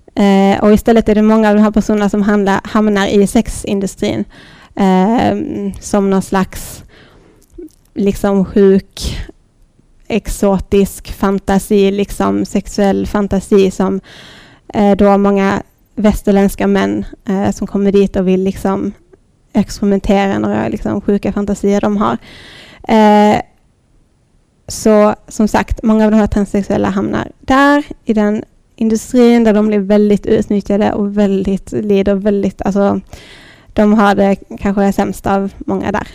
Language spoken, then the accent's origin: Swedish; Lund, Skåne, Sweden; also born or lived in Thailand; i lilla Dalby och Lund där jag växte upp